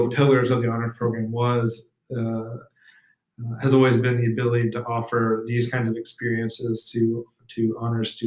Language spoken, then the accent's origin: English; American Southwest, United States; I grew up in the American Southwest